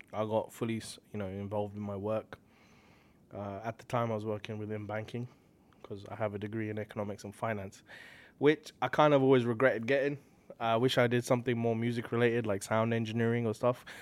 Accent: Slough, South East England, United Kingdom; moved away as an adult; also born or lived in Hounslow; now in Toronto, Canada; I'm born and raised in a place called Slough, and then, uh, I moved from Slough to a place called Hounslow

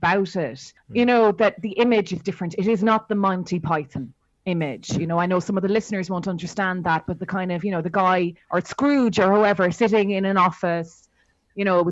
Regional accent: Ireland; we're both Irish.

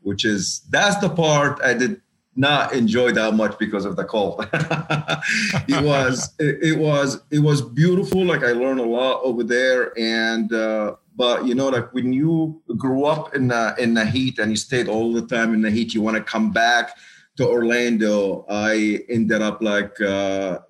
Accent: Kuwait; moved away; also born or lived in Lebanon; I was born and raised in Kuwait

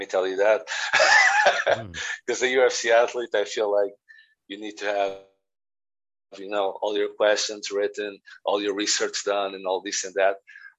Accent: Northern Ireland, United Kingdom; I message them, you know, I'm from Northern Ireland as well, blah, blah, blah, blah, blah.

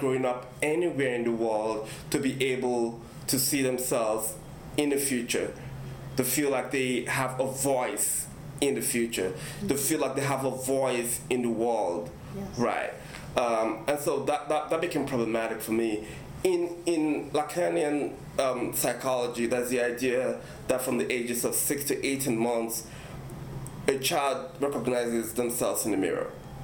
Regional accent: Nigeria; I'm African, I'm Nigerian, and I grew up in that culture

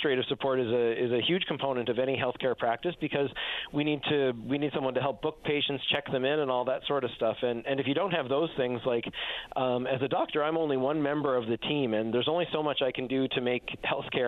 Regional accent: Newfoundland and Labrador, Canada; I'm from Newfoundland, and most of my family is here, and it's home for me

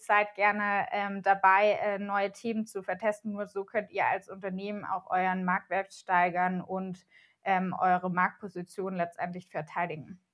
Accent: Germany; wir als Deutsche

